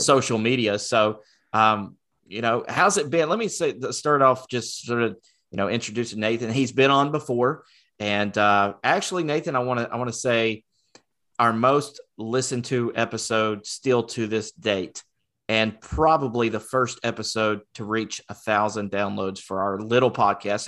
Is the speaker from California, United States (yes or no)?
no; Rockwell, North Carolina, United States; born or raised there